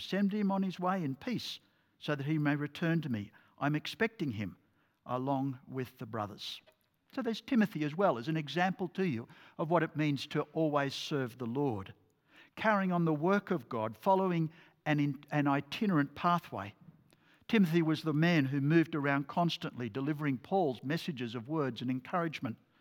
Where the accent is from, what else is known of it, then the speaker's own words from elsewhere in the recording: Port Macquarie, New South Wales, Australia; I grew up in Port Macquarie